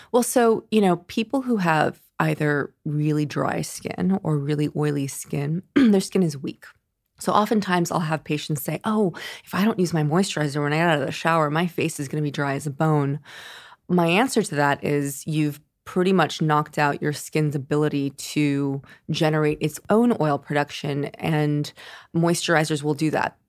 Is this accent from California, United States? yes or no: yes; San Francisco, California, United States; moved away as an adult; now in Los Angeles, United States; I'm originally from San Francisco